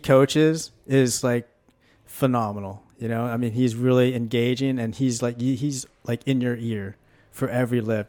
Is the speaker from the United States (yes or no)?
yes; Washington, United States; also born or lived in Tulsa, Oklahoma; now in College Station, United States; I grew up in Washington State